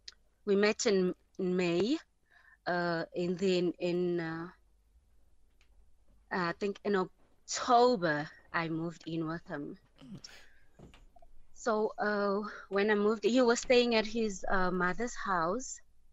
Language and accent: English; Pretoria, Gauteng, South Africa; now in Johannesburg, South Africa; I got a job this side. I was from Pretoria, and then I got a job this side in Joburg.